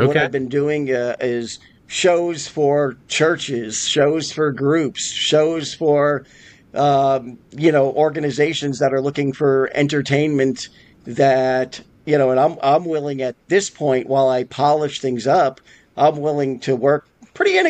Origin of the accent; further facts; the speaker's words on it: Albany, New York, United States; also born or lived in Las Vegas, Nevada; now in Pennsylvania, United States; I grew up in Albany, New York.